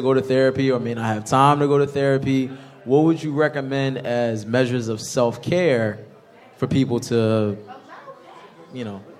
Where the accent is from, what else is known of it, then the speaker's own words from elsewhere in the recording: Philadelphia, Pennsylvania, United States; I'm from Philly.